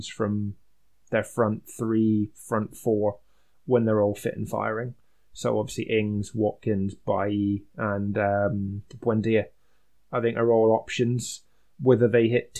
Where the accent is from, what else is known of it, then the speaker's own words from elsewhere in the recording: Scotland, United Kingdom; being Scottish